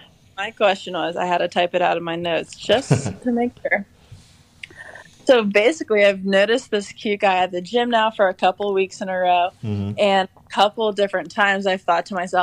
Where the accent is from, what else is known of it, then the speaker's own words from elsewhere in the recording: Ohio, United States; I'm from Ohio.